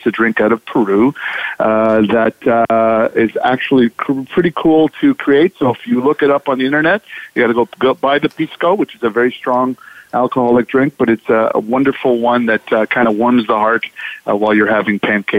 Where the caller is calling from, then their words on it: Oakville, Ontario, Canada; I am calling from Oakville, Ontario, Canada, which is just outside the big city of Toronto, about 35 minutes outside.